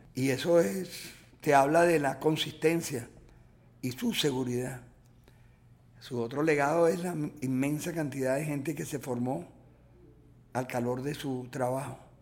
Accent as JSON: {"language": "Spanish", "country": "Venezuela", "said": "como cineasta y como venezolano"}